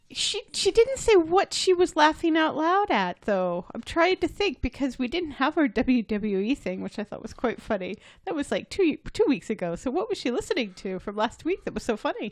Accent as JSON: {"language": "English", "country": "United States", "said": "I'm American"}